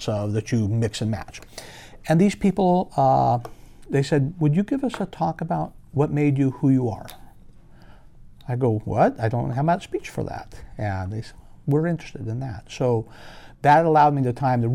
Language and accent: English; Loomis, California, United States; also born or lived in Nevada City, California / Auburn, California; But we moved to Auburn when I was 5 and then to Loomis when I was 10. I grew up in Loomis